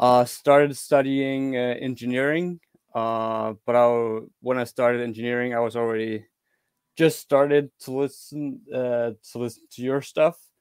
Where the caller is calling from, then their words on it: Denmark; I'm calling from Denmark